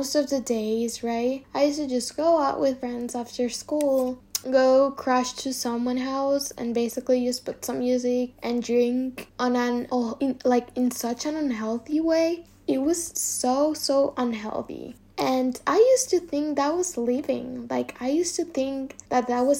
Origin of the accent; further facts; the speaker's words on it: Dominican Republic; moved away as an adult; now in Spain; I'm from Dominican Republic, which is an island in the middle of the Caribbean.